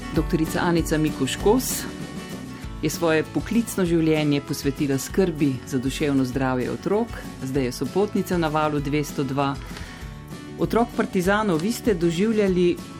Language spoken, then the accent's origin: Slovenian; Slovenia; smo se Slovenci